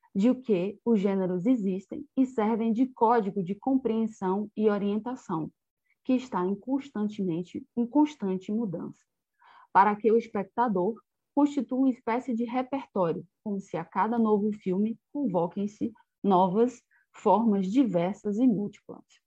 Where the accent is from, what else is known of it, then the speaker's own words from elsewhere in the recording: Bahia, Brazil; also born or lived in Portugal; eu sou da Bahia, né, do estado da Bahia